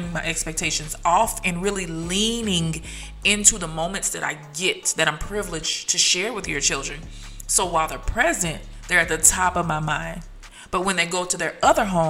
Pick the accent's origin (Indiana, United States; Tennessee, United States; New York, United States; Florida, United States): Tennessee, United States; now in Dallas, United States; my hometown, Tennessee